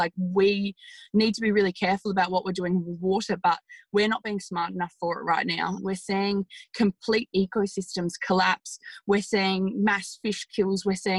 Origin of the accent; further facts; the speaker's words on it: Darling River, New South Wales, Australia; it's a beautiful part of Australia and I'm very lucky to be living in it. So I was born and brought up on the Darling River. My family's property is right on it.